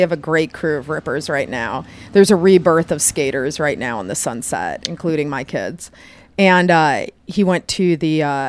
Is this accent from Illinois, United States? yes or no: no; Parma, Ohio, United States; Born and raised in Cleveland. A suburb like right on the other side of the tracks called Parma, which nobody likes to admit where they're from.